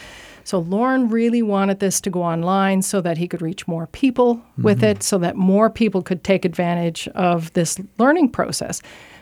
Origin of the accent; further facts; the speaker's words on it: Saint John, New Brunswick, Canada; Yeah, I'm a St. Johner.